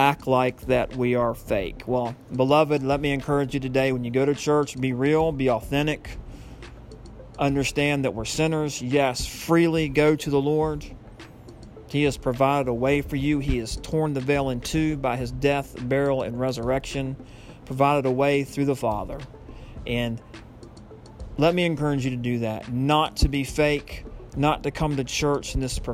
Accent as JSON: {"language": "English", "country": "United States", "also_born_or_lived": "Lynch Station, Virginia", "said": "I'm an American"}